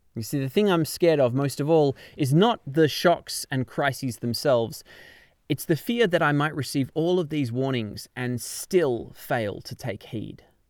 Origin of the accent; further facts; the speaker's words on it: Canberra, Australian Capital Territory, Australia; moved away as an adult; now in London, United Kingdom; My hometown of Canberra in Australia